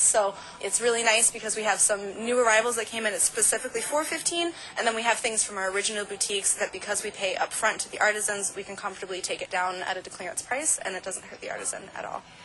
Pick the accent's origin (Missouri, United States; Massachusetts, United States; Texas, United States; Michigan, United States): Michigan, United States; Ann Arbor; moved away; my hometown in Ann Arbor